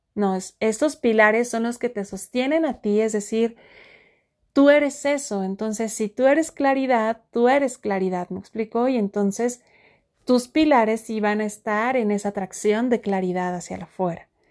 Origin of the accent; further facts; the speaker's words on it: Mexico; estoy muy cerca de un volcán en mi país México, conocido como el Nevado